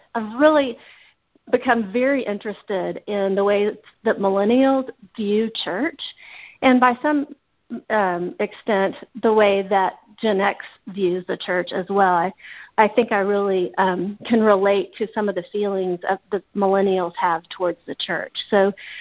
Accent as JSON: {"language": "English", "area": "Dallas-Fort Worth area", "region": "Texas", "country": "United States", "said": "I'm originally from the Dallas-Fort Worth area"}